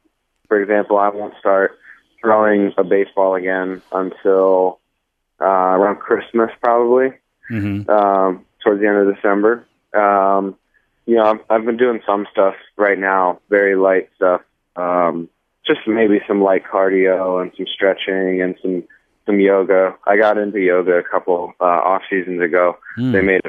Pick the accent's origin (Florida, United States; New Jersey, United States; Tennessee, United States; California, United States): New Jersey, United States; Now, we moved, and I grew up primarily in New Jersey, outside of Philadelphia, and you know, I grew up a Phillies fan and stuff like